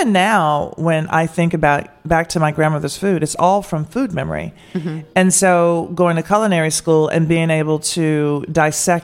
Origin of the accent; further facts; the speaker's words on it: Nashville, Tennessee, United States; now in Washington, D.C., United States; I grew up in Nashville.